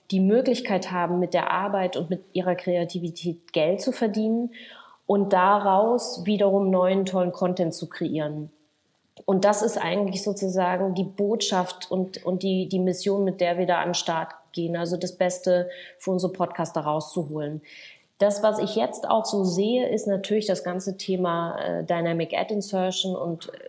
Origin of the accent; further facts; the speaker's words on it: Berlin, Germany; ob ich nicht zurück in meine Heimat nach Berlin kommen möchte